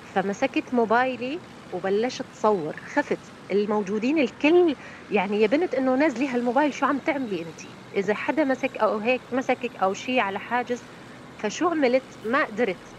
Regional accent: Raqqa, Raqqa Governorate, Syria; من الرقة

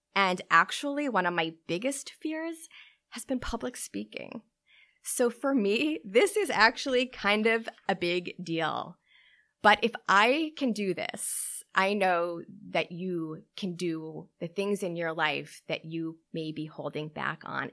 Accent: Newton, Massachusetts, United States; I grew up in Newton, Massachusetts with my parents

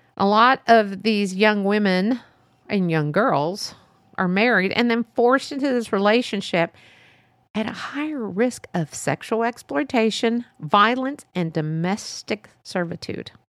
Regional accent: Texas, United States; born or raised there

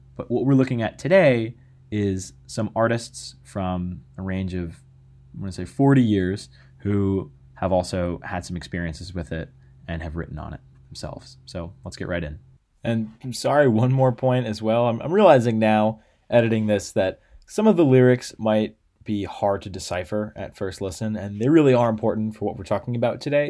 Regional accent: United States; as an American

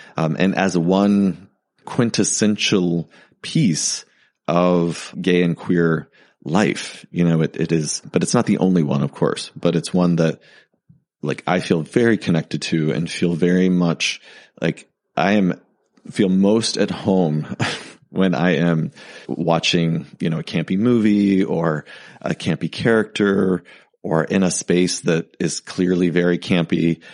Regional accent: Texas, United States; I grew up in Texas

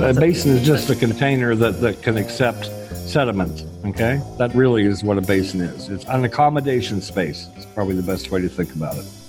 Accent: northeast Oklahoma, United States; moved away as an adult; now in Dublin, Ireland; So I grew up in Oklahoma, northeast Oklahoma

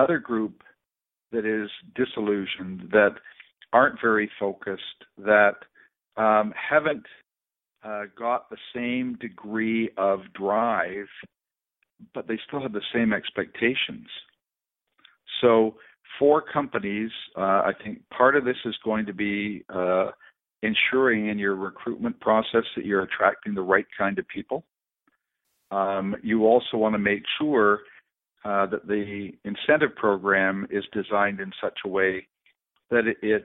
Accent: Canada; As Canadians

